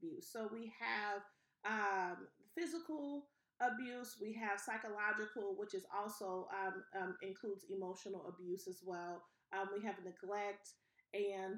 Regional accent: New Orleans, Louisiana, United States; So I'm originally from New Orleans, Louisiana.

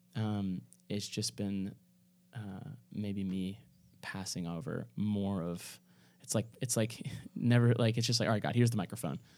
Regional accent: Kentucky, United States; moved away; This is my hometown, like, you know, like, this is in Kentucky

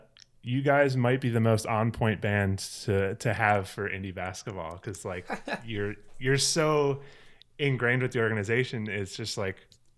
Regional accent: Chicago, Illinois, United States; very, very blessed to have grown up with the Chicago scene.

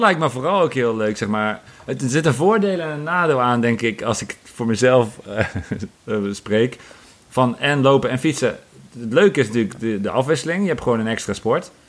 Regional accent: Apeldoorn, Gelderland, Netherlands; mijn geboortestad Apeldoorn

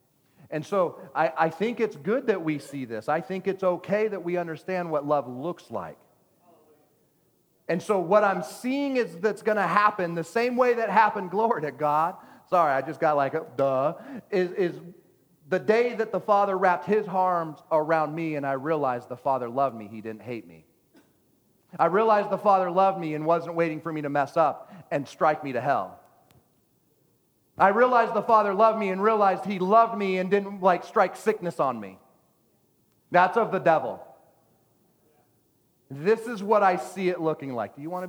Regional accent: Texas, United States; Oh my gosh, I'm a Texan. Texans don't do this.

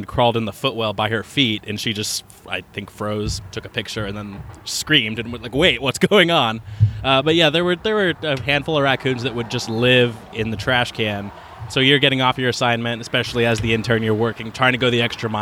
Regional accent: Oregon, United States; moved away as an adult; also born or lived in Cedar Rapids / Peoria; now in Quad Cities, United States; growing up in Oregon

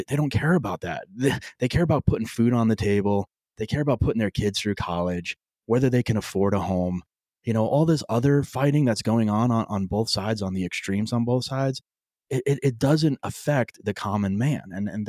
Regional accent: New York, United States; I grew up in New York. My dad was a union guy, more of a conservative Democrat.

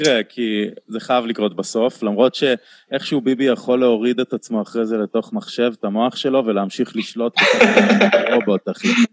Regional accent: Tel Aviv, Tel Aviv District, Israel; אני גדלתי בתל אביב

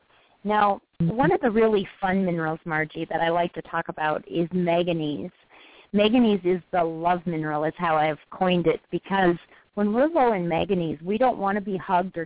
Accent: United States; we Americans

